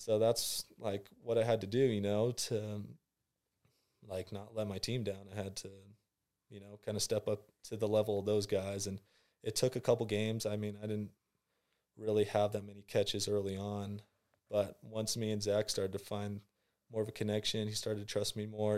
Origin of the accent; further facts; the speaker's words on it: San Clemente, California, United States; I'm, uh, from San Clemente, California.